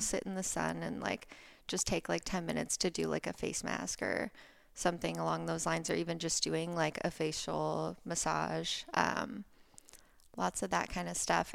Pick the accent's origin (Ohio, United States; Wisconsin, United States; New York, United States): Ohio, United States; moved away as an adult; also born or lived in Florida; now in Laguna Beach, United States; I grew up in Ohio. I grew up in the countryside in a tiny little town